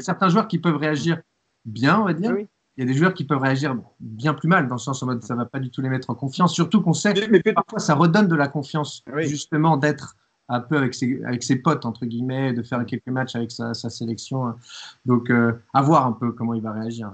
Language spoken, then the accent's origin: French; France; quand on vient de France